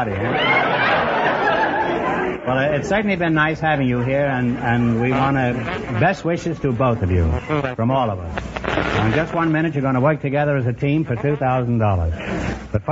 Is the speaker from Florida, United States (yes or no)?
no; Mississippi, United States; I was born in Mississippi.